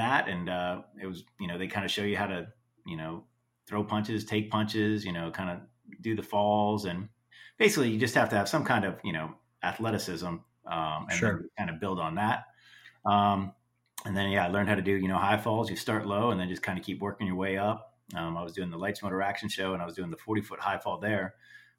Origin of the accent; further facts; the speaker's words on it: Cocoa Beach, Florida, United States; also born or lived in Orlando, Florida; I grew up in Florida in Cocoa Beach area, and then moved to Orlando